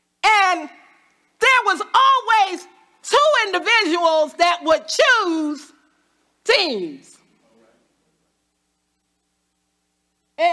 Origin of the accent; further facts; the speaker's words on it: Washington, District of Columbia, United States; I was born in Washington, D.C. So I'm pretty much a hood girl.